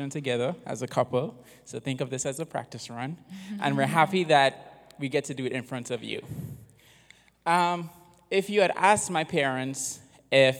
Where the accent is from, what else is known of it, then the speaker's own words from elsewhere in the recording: Trinidad & Tobago; moved away; I grew up on the island of Trinidad